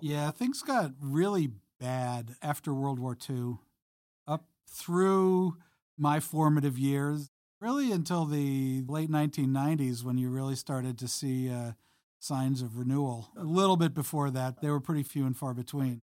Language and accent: English; Long Island, New York, United States; I grew up on Long Island in the, in the seventies